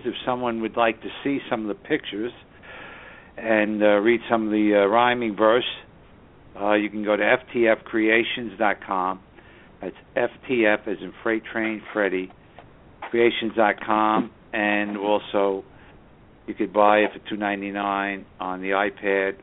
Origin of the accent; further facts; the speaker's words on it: New York City, New York, United States; now in Southern Hudson Valley, United States; the northern suburbs of New York City, my hometown